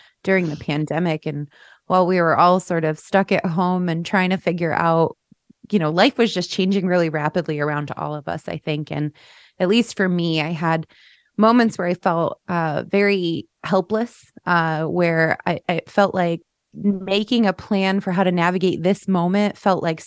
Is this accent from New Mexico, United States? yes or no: no; Schenectady, New York, United States; I'm born and raised in Schenectady.